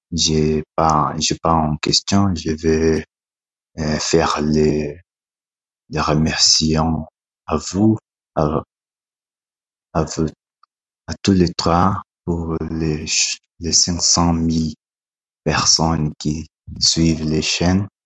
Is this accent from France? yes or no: no; Brazil; French is a second language; je suis brésilien.